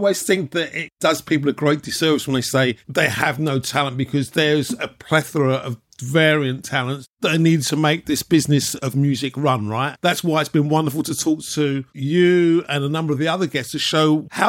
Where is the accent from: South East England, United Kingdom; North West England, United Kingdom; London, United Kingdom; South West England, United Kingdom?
London, United Kingdom; as a Londoner born and bred, you know, that kind of musical melting pot and cultural melting pot of all the musical styles